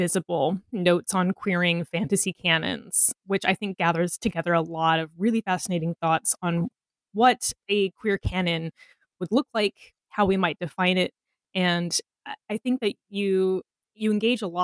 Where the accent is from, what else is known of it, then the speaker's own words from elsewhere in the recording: Texas, United States; I grew up evangelical Christian in Texas